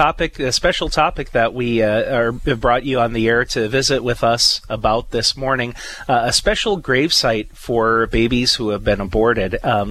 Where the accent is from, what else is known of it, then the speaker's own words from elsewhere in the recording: Napoleon, North Dakota, United States; I was a high schooler around that time, growing up in Napoleon